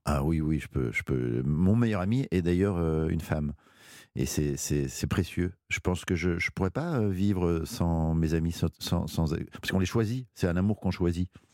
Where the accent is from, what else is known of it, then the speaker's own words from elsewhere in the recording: Belgium; c'est ma culture belge